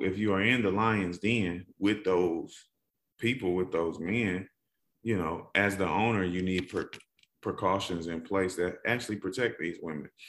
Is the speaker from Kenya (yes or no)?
no; Atlanta, Georgia, United States; I'm from Atlanta